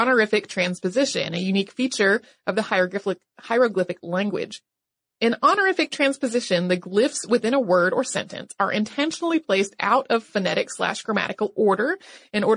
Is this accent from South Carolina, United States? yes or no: no; North Carolina, United States; my home state, which is North Carolina